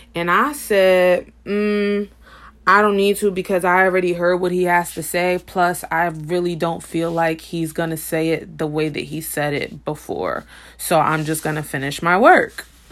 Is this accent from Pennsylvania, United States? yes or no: no; Paterson, New Jersey, United States; my hometown of Patterson, New Jersey